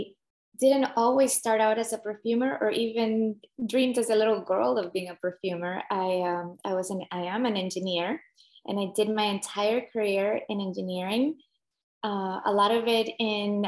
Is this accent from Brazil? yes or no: no; Nicaragua; moved away; I grew up in Central America in Nicaragua.